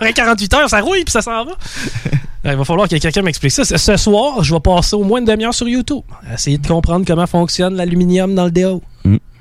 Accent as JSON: {"language": "French", "town": "Quebec City", "region": "Quebec", "country": "Canada", "said": "je viens de Québec"}